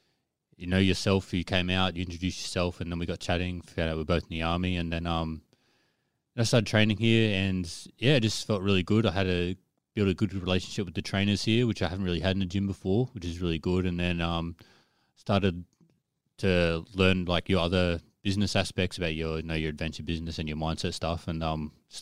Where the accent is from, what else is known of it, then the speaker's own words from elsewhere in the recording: Noosa, Queensland, Australia; moved away as an adult; also born or lived in Toowoomba / Sydney; now in Brisbane, Australia; Born in Toowoomba, grew up pretty much on the sunny coast in Noosa